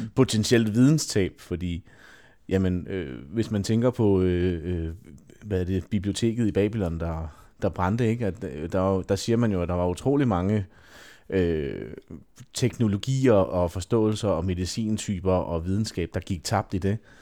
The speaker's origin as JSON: {"language": "Danish", "country": "Denmark", "said": "som danskere"}